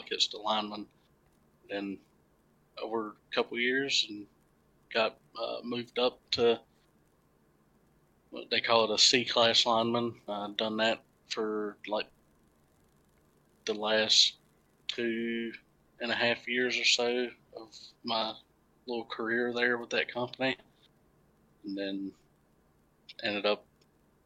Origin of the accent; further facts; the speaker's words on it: Goldsboro, North Carolina, United States; I'm originally from Goldsboro, North Carolina. That's where I was born and raised.